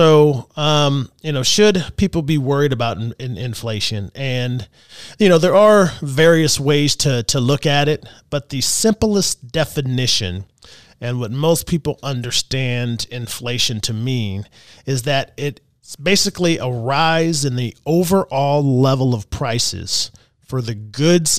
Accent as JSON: {"language": "English", "region": "Texas", "country": "United States", "moved": "yes", "lives_now": "Louisville, United States", "said": "I'm originally from Texas"}